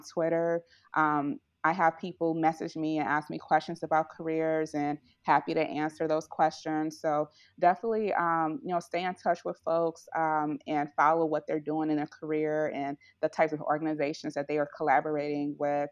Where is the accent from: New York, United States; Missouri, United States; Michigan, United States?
Missouri, United States; St. Louis; here in my hometown in Saint Louis